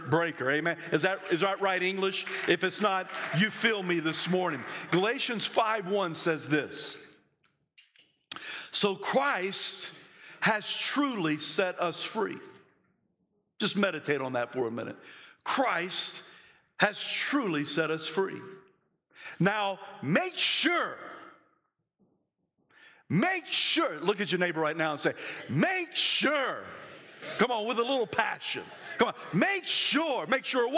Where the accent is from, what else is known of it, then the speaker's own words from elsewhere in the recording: the South, United States; I'm from the South